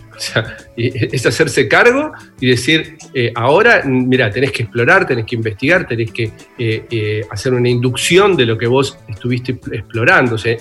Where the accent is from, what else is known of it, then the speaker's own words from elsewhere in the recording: Bernal, Buenos Aires Province, Argentina; nací en una familia de clase media, en un barrio de Bernal, divino, crié en un lugar hermoso